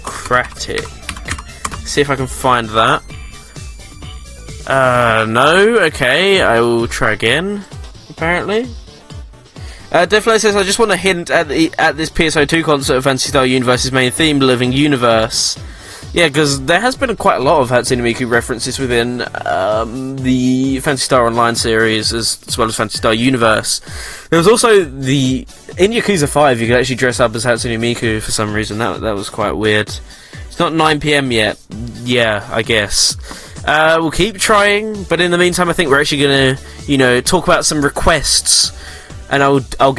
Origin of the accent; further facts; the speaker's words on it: England, United Kingdom; we're English